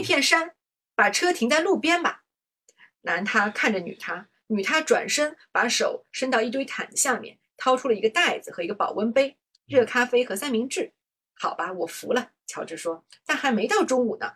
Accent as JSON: {"language": "Chinese", "country": "China", "said": "我们中国人"}